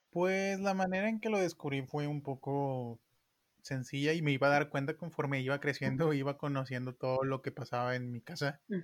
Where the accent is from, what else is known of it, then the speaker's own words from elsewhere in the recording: Monterrey, Nuevo León, Mexico; como buenos regios